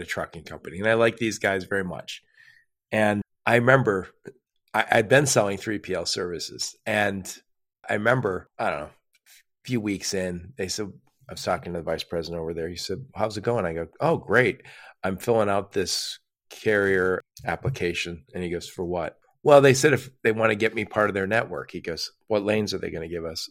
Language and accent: English; Dearborn, Michigan, United States; I'm in the Detroit metro area, and I grew up, I grew up in Dearborn, Michigan